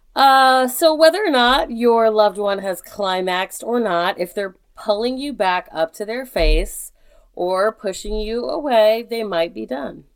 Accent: United States; I'm just so fucking proud of being American right now.

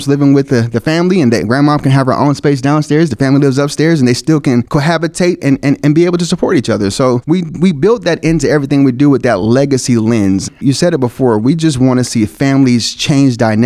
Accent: Dallas, Texas, United States; moved away as an adult; now in Kansas City, United States; I'm originally from Dallas, Texas, and I moved here to join the team

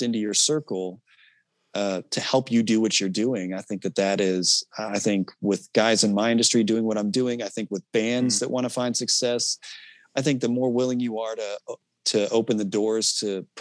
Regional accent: Lee's Summit, Missouri, United States; I grew up in Lee's Summit

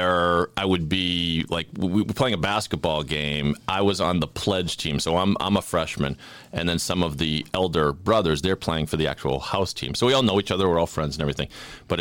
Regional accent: Sharon, Massachusetts, United States; also born or lived in Philadelphia; I'm from Sharon, Mass. I'm a townie.

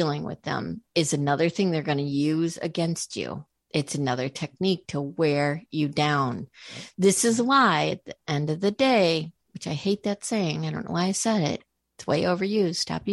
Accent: Boston, Massachusetts, United States; I was from Boston

